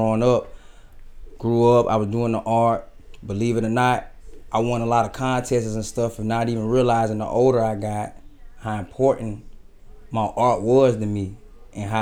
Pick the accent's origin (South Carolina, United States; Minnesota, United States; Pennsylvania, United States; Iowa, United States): South Carolina, United States; Columbia; also born or lived in Elgin, South Carolina; I was raised in Columbia, and I was born in Columbia. So, mainly I'm from Columbia.